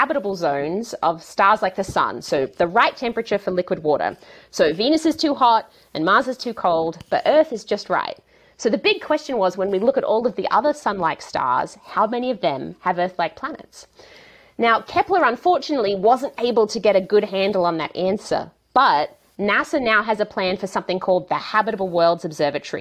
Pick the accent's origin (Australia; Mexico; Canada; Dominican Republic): Australia; moved away as an adult; now in California, United States; I grew up in a really little town in the countryside of Australia